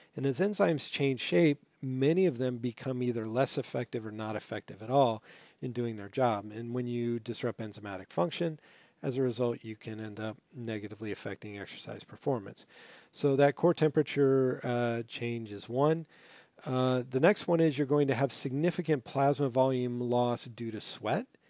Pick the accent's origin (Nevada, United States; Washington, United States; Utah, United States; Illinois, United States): Nevada, United States; Las Vegas; moved away; I grew up in Las Vegas